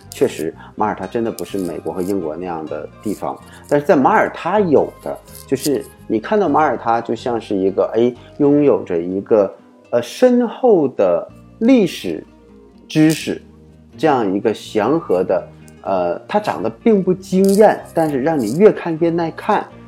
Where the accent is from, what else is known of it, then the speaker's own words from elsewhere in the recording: China; 我们中国人